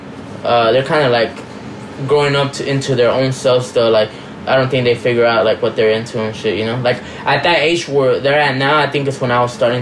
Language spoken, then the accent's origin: English; Rosario, Santa Fe, Argentina; Yeah, our, like, local team has, like, one of, like, the craziest fans. We're from Rosario Central